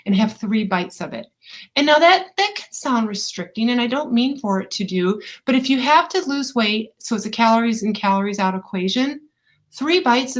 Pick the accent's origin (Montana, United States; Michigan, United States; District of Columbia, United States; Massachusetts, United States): Michigan, United States; Ann Arbor; also born or lived in Saline, Michigan; now in Atlanta, United States; I happen to have been born and raised in Ann Arbor, Michigan, Saline, Michigan.